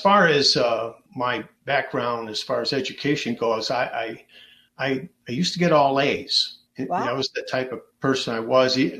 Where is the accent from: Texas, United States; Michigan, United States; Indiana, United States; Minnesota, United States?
Michigan, United States; Dearborn; I was born right here in Dearborn, and it was back in 1954